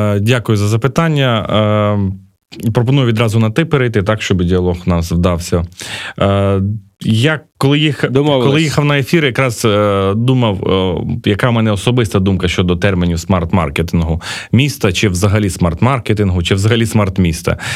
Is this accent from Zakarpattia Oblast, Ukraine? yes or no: yes; Uzhhorod, Zakarpattia Oblast, Ukraine; now in Kyiv, Ukraine; я уродженець Ужгорода